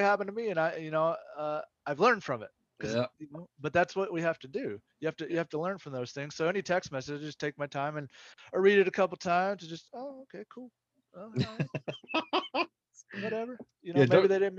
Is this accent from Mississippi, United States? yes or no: yes; Mississippi, United States; moved away as an adult; I'm from Mississippi. I grew up there and I lived there for 19 years